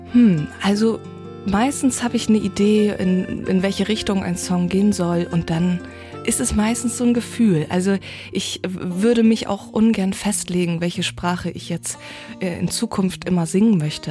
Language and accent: German; Föhr, Schleswig-Holstein, Germany; born or raised there; first language North Frisian; German is a second language